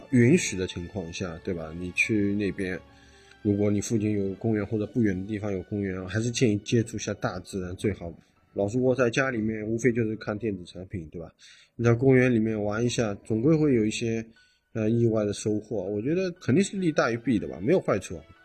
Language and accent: Chinese; Shanghai, China; 我上海人佘山也没去过